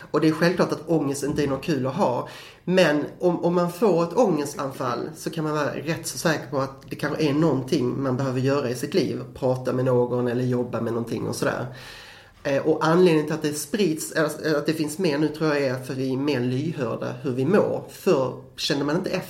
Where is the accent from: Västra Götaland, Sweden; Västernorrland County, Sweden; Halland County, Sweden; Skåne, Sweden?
Skåne, Sweden; men jag är skåning, det hörs